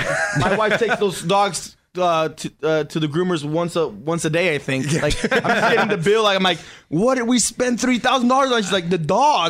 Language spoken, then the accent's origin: English; Tijuana, Baja California, Mexico; We call them adobada because we're from Tijuana, but for the Americans